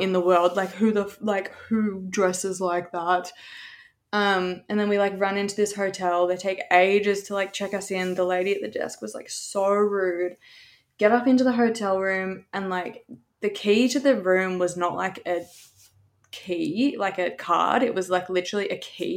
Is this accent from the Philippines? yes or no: no; Australia; I'm from Australia